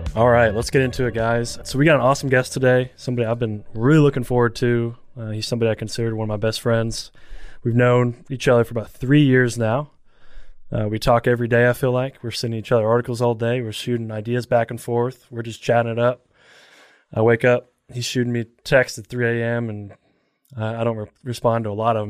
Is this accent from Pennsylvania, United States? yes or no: no; Elizabethtown, Kentucky, United States; I'm from Elizabethtown